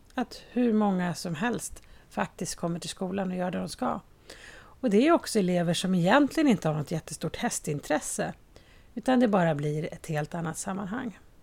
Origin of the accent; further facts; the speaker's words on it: Haninge, Stockholm County, Sweden; på Berga i Haninge där jag kommer ifrån